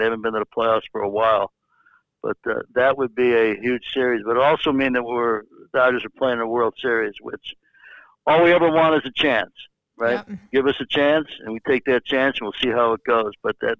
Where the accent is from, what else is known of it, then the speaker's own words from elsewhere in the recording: Chicago, Illinois, United States; now in Manhattan Beach, United States; I did grow up there, and my first baseball gig was with my hometown team.